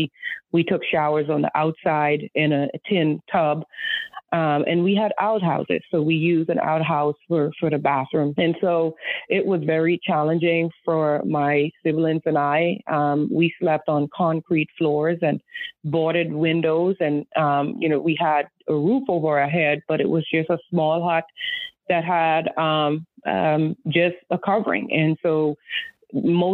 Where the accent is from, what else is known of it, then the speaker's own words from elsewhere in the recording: Exuma, Bahamas; now in Charlotte, United States; growing up in the Bahamas, I share with people that we were very poor